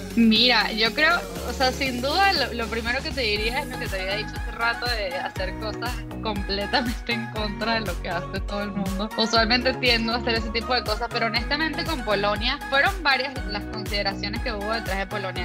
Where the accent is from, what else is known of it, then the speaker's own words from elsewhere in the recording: Venezuela; moved away; also born or lived in Cancún, Mexico / Mexico City, Mexico; yo soy de Venezuela, pero emigré hace mucho tiempo